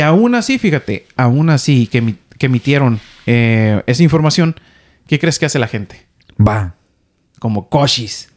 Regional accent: Ensenada, Baja California, Mexico; moved away as an adult; now in Vancouver, Canada; yo soy de Ensenada, Baja California, ¿no? De allá del norte, norte, oeste de México

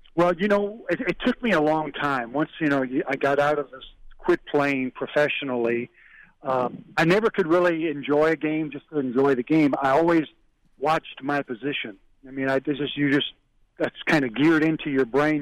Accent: Illinois, United States; moved away; I'm from Illinois.

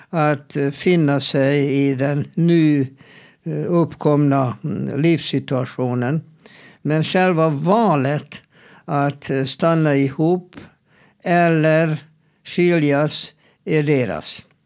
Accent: Sweden; Jag är svensk psykolog och vi har inte mm, det här grundsynen på äktenskap.

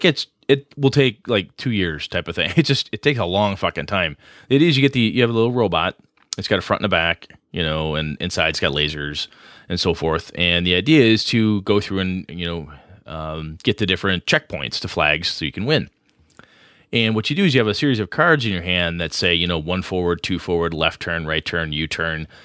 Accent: Wisconsin, United States; also born or lived in Madison, Wisconsin; campus I, I started going to in my hometown. Went to a two-year campus before I transferred to Madison

